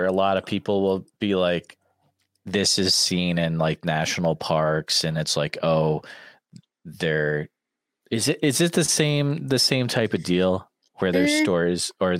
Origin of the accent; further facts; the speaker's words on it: Iowa, United States; there's none in my home state.